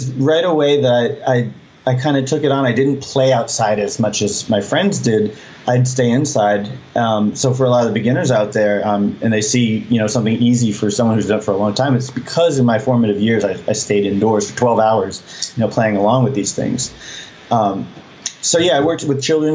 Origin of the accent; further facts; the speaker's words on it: New England, United States; growing up in New England